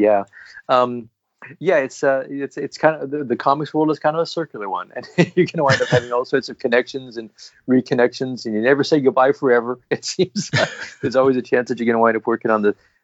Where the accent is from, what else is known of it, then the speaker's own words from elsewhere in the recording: Oregon, United States; moved away as an adult; also born or lived in East Coast; moved back to Oregon, which is, you know, my home state, and I love it here